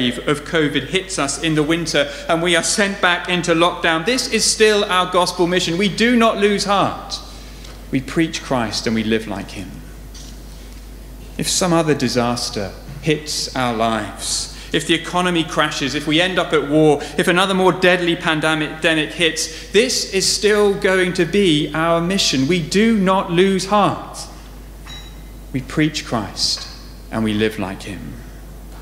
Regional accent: Southampton, South East England, United Kingdom; I grew up in Southampton, just down the road

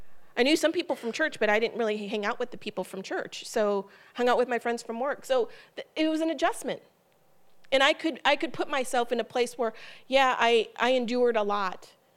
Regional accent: Ohio, United States; also born or lived in Columbus, Ohio / Holgate, Ohio; I'm originally from Ohio. My family is in Ohio.

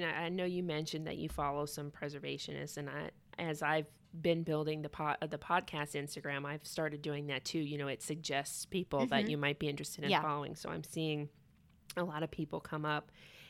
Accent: Atlanta, Georgia, United States; And I'm from originally from Atlanta.

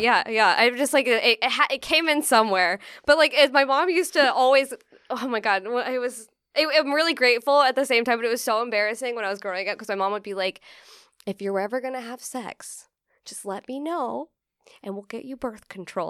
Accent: Central California, United States; moved away as an adult; now in New York, United States; I grew up in, like, fucking farm town in California. I'm from Central California

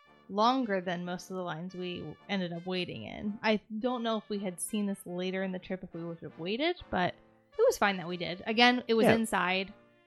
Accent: Ohio, United States; Even though we're from Ohio.

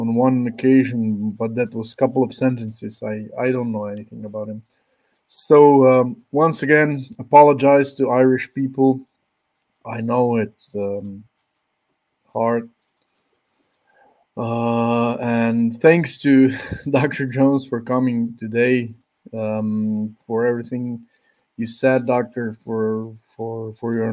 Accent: Slovenia; I'm from Slovenia

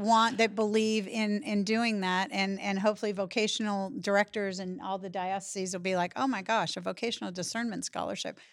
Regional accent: Massachusetts, United States; also born or lived in eastern North Carolina; now in North Carolina, United States; I live in eastern North Carolina. I'm originally from Massachusetts

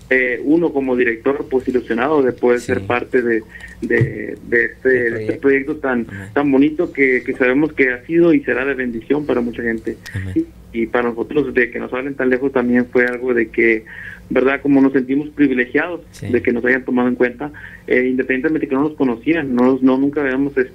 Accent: Texas, United States; Nosotros somos del estado de Texas, mm. somos del sur de Texas, somos casi casi con la frontera con México.

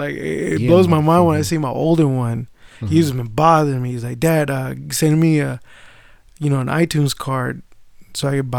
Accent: United States; born or raised there

